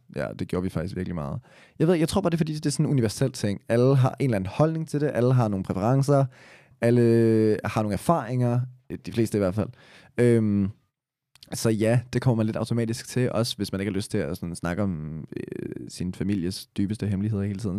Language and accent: Danish; Copenhagen, Capital Region of Denmark, Denmark